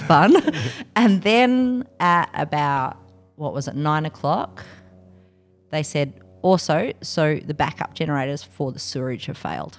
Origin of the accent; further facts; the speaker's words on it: Canberra, Australian Capital Territory, Australia; also born or lived in London; But I came from Canberra